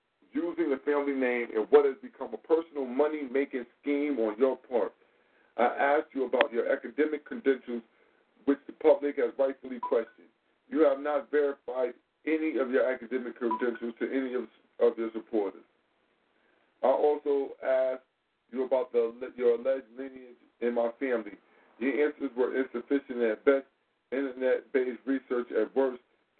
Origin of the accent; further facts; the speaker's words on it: Maryland, United States; born and raised in Eastern Maryland, Talbot County, Maryland.